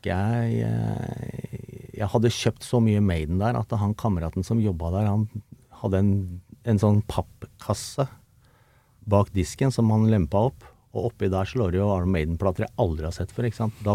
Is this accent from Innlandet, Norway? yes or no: no; Oslo, Norway; also born or lived in Skedsmokorset; vokste opp sammen nede på Sofienberg og Grünerløkka der.